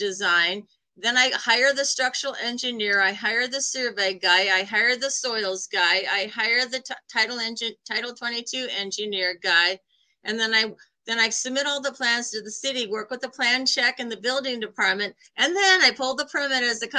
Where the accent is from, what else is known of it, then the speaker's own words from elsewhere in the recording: New York City, New York, United States; I came from New York City and I was working retail